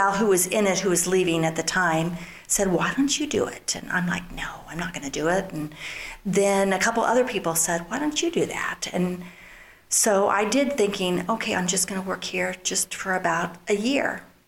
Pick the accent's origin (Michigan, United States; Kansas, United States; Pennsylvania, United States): Kansas, United States; Sabetha; moved away as an adult; also born or lived in Chicago; now in Kansas City area, United States; I grew up in Sabetha, Kansas, small town, and Jim and I grew up there together